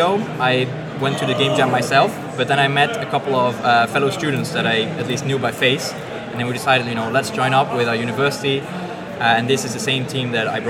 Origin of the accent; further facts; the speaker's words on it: Netherlands; I'm from the Netherlands.